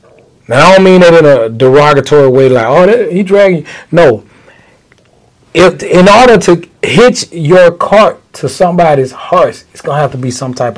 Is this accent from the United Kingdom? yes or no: no; Macon, Georgia, United States; I'm from Macon. Born and raised.